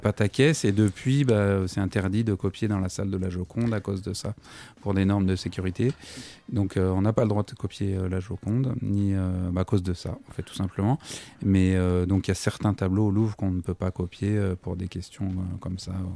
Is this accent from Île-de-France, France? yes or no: yes; Versailles, Île-de-France, France; born or raised there; also born or lived in Paris / Montreuil